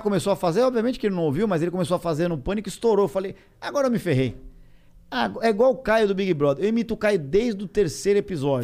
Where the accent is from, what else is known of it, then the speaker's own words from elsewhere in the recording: São Paulo, Brazil; eu sou paulista